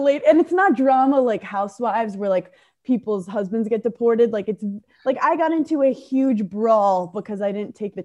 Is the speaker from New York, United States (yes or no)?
yes; New York City, New York, United States; I grew up in Brooklyn, New York